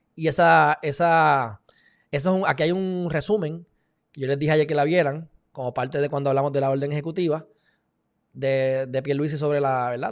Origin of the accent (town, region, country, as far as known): Puerto Rico